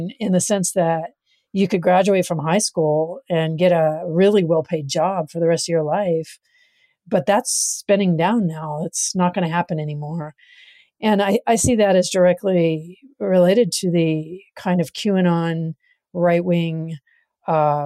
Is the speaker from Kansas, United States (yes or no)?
no; Farmington, New Mexico, United States; moved away as an adult; also born or lived in Berkeley, California, United States; I grew up in the Berkeley Hills initially.